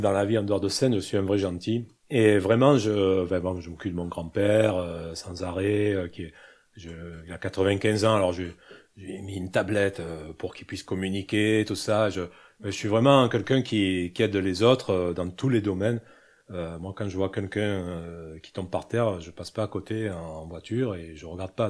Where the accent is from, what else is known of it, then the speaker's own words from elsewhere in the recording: Corsica, France; je suis corse